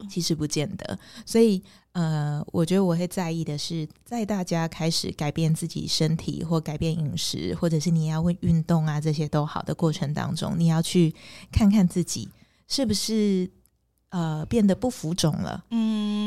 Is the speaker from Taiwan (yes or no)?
yes; Pingtung County, Taiwan; 我是屏东人